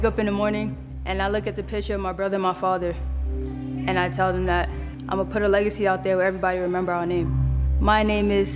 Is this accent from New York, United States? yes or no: yes; New York City, New York, United States; now in Los Angeles, United States; I grew up in the Bronx